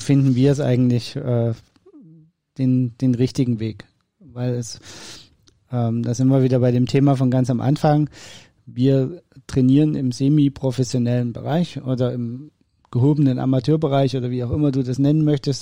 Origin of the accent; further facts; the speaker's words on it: East Germany, Germany; Ich bin Ossi. Bei uns gab es nur Fasching